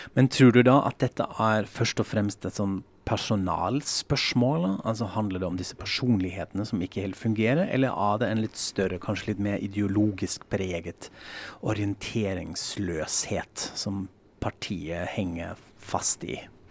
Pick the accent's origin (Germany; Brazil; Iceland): Germany; West Germany; Norwegian is a second language; now in Norway; jeg sier kulturbeutel fordi jeg er fra Vest-Tyskland